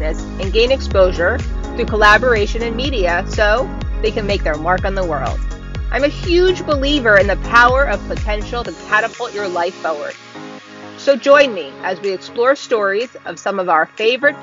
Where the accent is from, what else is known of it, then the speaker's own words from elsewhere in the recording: United States; I only grew up like 40 minutes from you